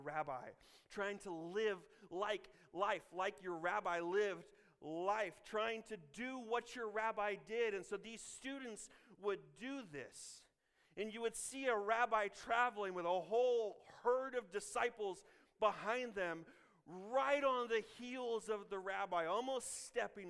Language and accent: English; Illinois, United States; now in Kansas, United States; I'm from Illinois